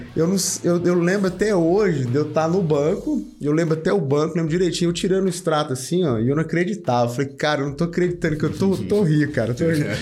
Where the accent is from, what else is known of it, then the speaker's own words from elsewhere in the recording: Porangatu, Goiás, Brazil; also born or lived in Goiânia; eu sou de uma, do norte de Goiás, né, lá de Porangatu